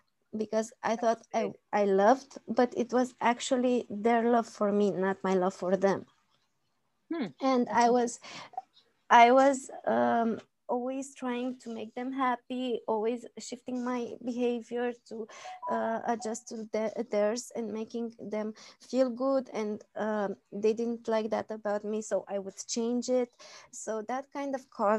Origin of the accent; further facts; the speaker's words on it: Romania; I'm from Romania